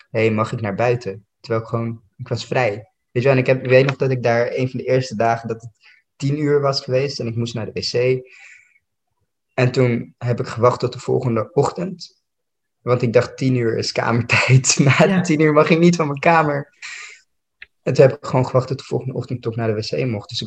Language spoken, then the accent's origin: Dutch; Amsterdam, North Holland, Netherlands; Ik kwam uit Noord, dit was Amsterdam-West. Ik kende helemaal niemand.